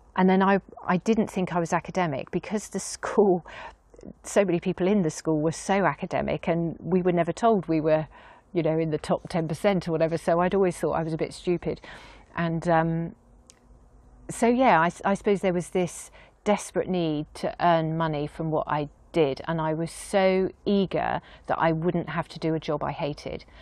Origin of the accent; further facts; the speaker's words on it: Dorset, South West England, United Kingdom; moved away as an adult; also born or lived in Weymouth / Yetminster / New York; now in Castle Cary, United Kingdom; So I've always felt I was a Dorset girl